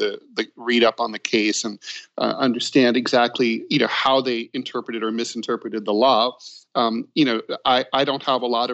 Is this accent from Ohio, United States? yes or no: yes; Dayton, Ohio, United States; I'm from Dayton, Ohio, which was hit very hard by the opioid pandemic